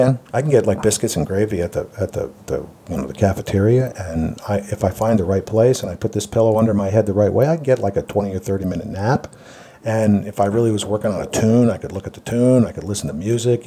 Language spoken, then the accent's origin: English; Pittsburgh, Pennsylvania, United States; also born or lived in Japan; I'm from the East Coast, like you are, basically, yep, you know, from Pittsburgh, yep. Big city.